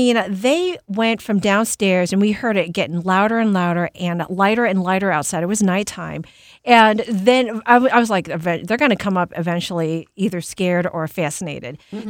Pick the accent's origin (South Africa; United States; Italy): United States; Missouri; I'm from Missouri.